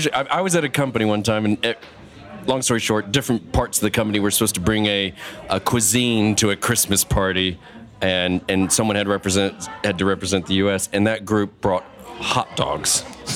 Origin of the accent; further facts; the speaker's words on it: San Antonio, Texas, United States; I grew up in San Antonio.